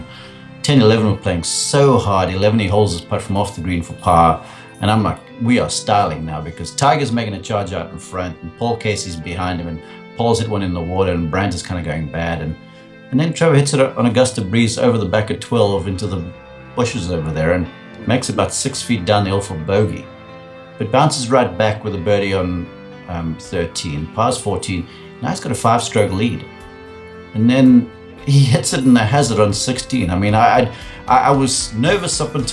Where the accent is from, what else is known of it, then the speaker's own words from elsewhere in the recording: South Africa; moved away as an adult; as a young guy growing up in South Africa, rugby is our number one sport over there